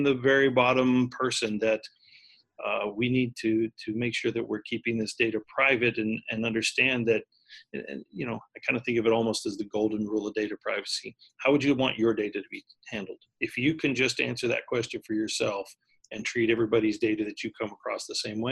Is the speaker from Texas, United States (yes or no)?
yes; Texas, United States; I grew up in Texas, so it's kind of like the Texas weather